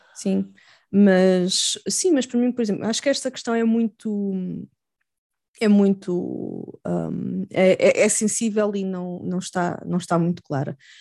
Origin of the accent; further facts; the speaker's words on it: Portugal; eu sou portuguesa